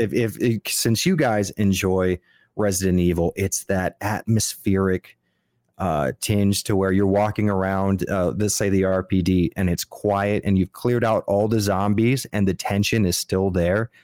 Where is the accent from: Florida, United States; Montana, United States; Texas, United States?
Florida, United States; Miami; I'm from Miami